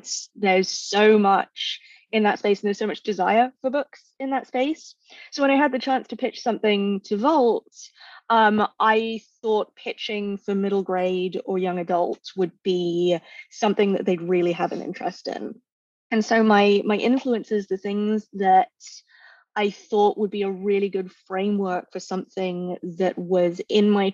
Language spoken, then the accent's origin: English; London, United Kingdom; now in San Francisco Bay Area, United States; I grew up in Northwest London.